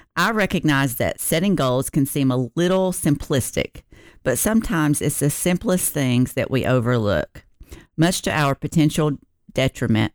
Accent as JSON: {"language": "English", "region": "the South", "country": "United States", "said": "I'm from the South"}